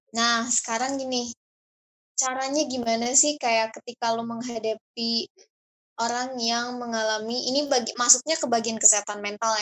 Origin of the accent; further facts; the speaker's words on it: Saudi Arabia; moved away; gue kan berasal dari Saudi